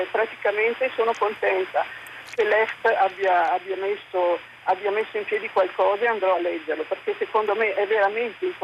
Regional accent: Lombardy, Italy; come lombarda, sì.

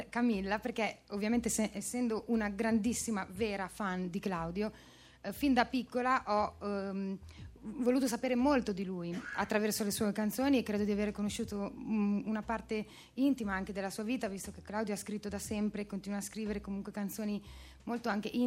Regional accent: Rome, Lazio, Italy; Sono romana.

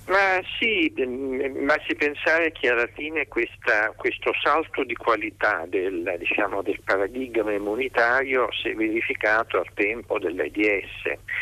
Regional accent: Naples, Campania, Italy; Io sono napoletano

